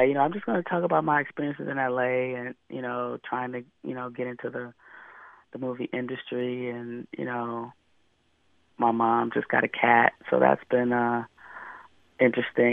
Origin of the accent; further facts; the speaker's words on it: Detroit, Michigan, United States; also born or lived in Oakland, California; now in Los Angeles, United States; I grew up in Detroit, but I lived in Oakland for 14 years, and now I'm in L.A.